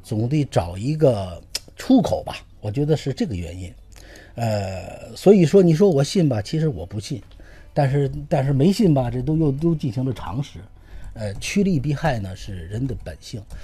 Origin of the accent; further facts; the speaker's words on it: China; 我们中国人